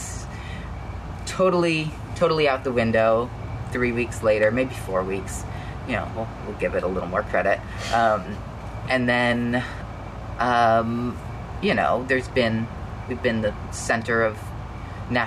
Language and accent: English; Louisville, Kentucky, United States; I grew up in in Louisville